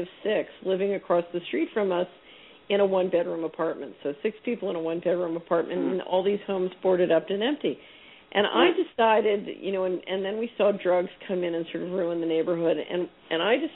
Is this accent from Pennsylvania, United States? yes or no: yes; Philadelphia, Pennsylvania, United States; now in Memphis, United States; I grew up in West Philadelphia